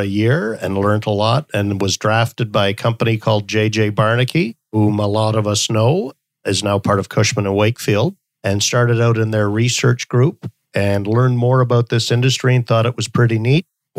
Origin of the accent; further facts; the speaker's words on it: Stockholm, Stockholm County, Sweden; born there; also born or lived in Canada; So I was born in Stockholm, Sweden, and lived all around the world and spent a lot of my life in Canada